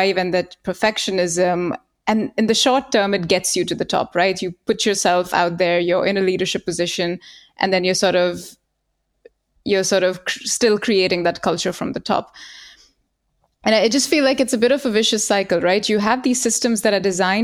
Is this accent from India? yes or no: yes; India; moved away as an adult; now in Germany; I grew up in India